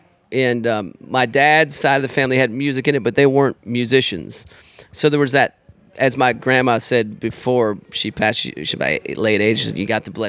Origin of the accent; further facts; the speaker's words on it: Georgia, United States; moved away as an adult; also born or lived in Chicago, Illinois / Los Angeles, California; now in New Orleans, United States; And my old man was from the south side of Chicago. lived there until I was a tyke, moved to Georgia, was raised there, started playing music in Georgia.